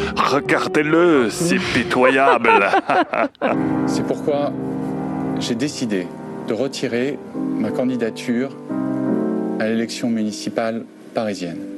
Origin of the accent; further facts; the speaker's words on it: United States; Chez nous, il y a une longue tradition du puritanisme